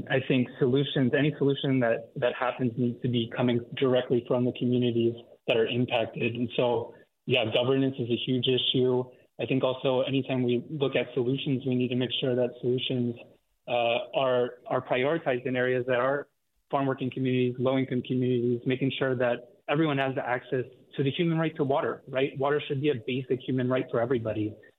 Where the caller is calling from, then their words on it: Watsonville, California, United States; I'm calling from Watsonville.